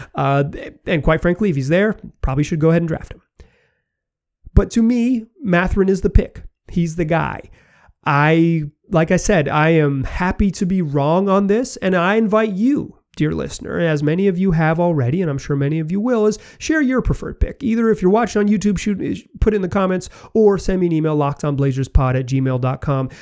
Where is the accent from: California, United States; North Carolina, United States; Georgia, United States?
North Carolina, United States; Chapel Hill; born or raised there